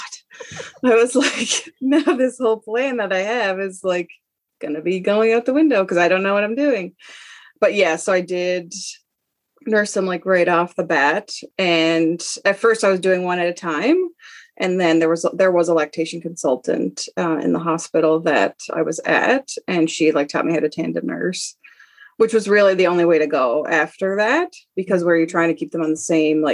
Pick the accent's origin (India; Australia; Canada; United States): Canada; Nova Scotia; moved away as an adult; also born or lived in Alberta; I'm from Nova Scotia, but was living in Alberta with my husband and three kids.